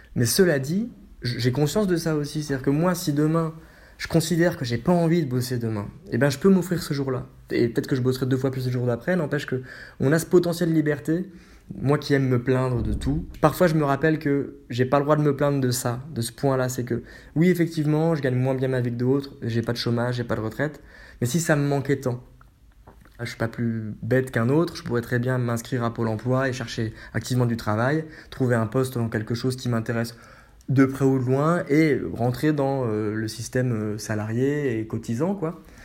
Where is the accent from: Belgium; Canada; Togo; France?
France; Haute-Marne, Grand Est; also born or lived in Metz; now in Paris, France; je suis natif de Haute-Marne